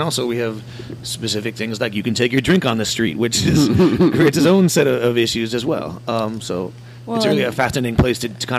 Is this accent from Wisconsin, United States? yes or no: yes; Wisconsin, United States; moved away as an adult; also born or lived in Jamaica; now in New Orleans, United States; I grew up in Wisconsin